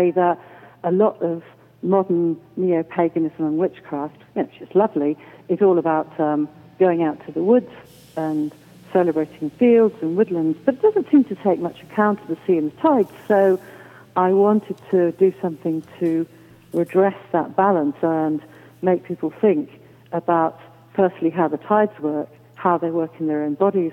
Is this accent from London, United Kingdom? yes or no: no; Rhosneigr, Wales, United Kingdom; near a village called Rosneger